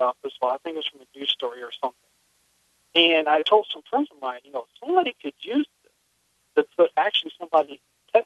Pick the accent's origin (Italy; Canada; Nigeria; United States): United States; Texas; now in Virginia, United States; I'm actually originally from Texas